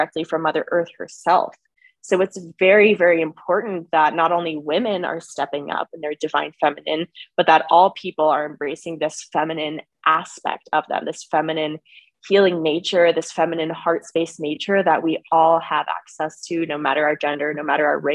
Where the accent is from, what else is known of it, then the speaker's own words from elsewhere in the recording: California, United States; I was born and raised in the United States, in California specifically